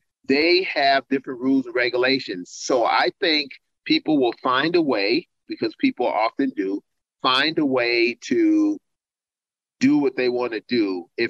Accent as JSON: {"language": "English", "country": "United States", "said": "But also I'm an American, and also I'm a Christian, and I'm also a good-looking, slim and trim black guy."}